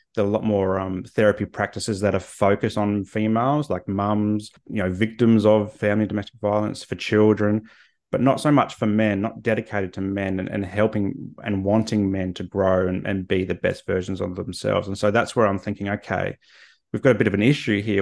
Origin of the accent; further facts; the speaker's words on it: Australia; I'm Australian